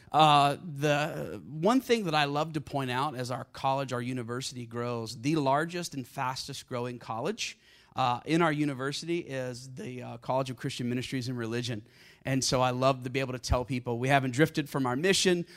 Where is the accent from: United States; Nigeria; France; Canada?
United States; South Carolina; I grew up in South Carolina with a gun in my hand and a hymn book in the other hand